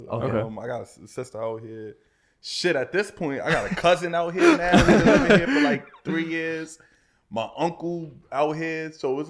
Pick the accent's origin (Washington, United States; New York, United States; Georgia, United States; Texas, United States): New York, United States; Queens; I'm from Queens. Yeah.